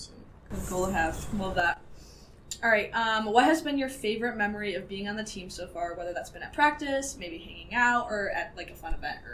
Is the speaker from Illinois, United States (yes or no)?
yes; Chicago, Illinois, United States; I'm an 18-year-old podcaster from Chicago.